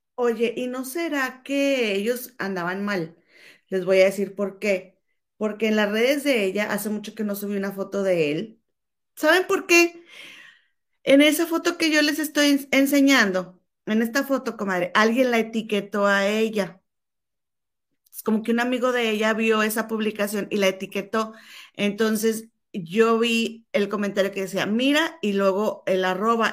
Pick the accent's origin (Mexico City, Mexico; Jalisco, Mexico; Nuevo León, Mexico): Nuevo León, Mexico; Monterrey; now in London, United Kingdom; mi comadre y yo somos hermanas y chachalacas y somos originarias de la Sultana del Norte de Monterrey, Nuevo León, México. Nada más que mi comadre ahora reside en Chicago y yo en Londres